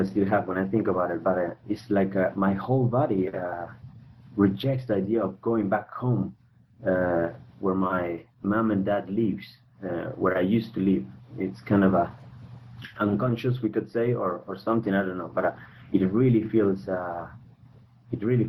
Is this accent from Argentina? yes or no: yes; Argentina; moved away as an adult; now in Europe; I'm originally from Argentina, okay, and right now I'm living in Europe. For the last 10 years